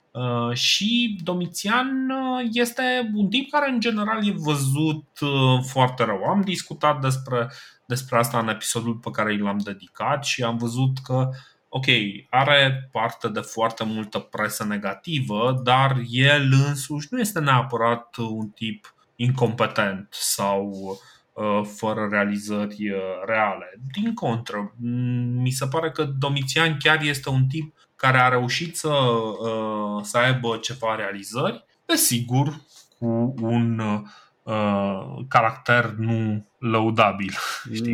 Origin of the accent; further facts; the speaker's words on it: Romania; noi ca români